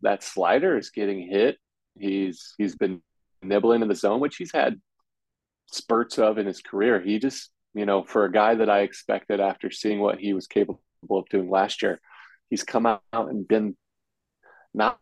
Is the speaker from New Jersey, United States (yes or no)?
no; Ohio, United States; moved away; my home state of Ohio